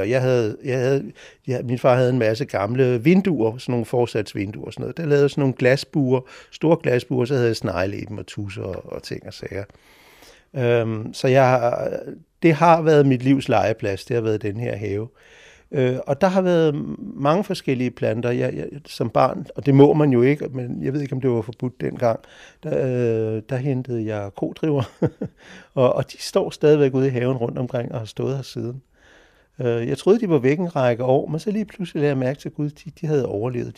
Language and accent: Danish; Sletten, Capital Region of Denmark, Denmark; moved away as an adult; also born or lived in Copenhagen / Japan / Italy / Switzerland; jeg er faktisk født her på Gamle Strandvej, øh, i det hus, der ligger foran det, hvor jeg bor nu, i 1958